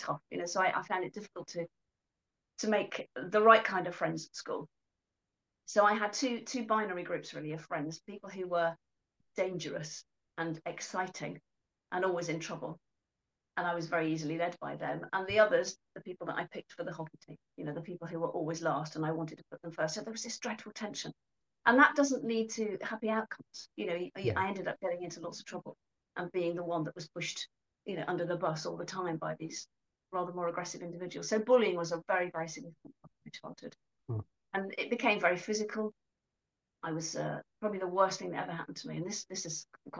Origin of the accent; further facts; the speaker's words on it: Coventry, West Midlands, United Kingdom; I was born in Coventry a long time ago now, actually, into a fairly deprived community, I suppose, where people were quite brutal.